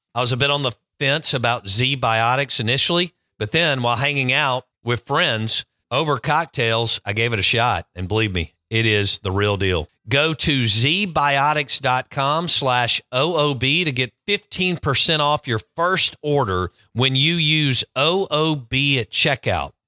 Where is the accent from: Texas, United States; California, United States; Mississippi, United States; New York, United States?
Mississippi, United States; Jackson; I grew up in Bellhaven, okay? And I grew up in that parking lot.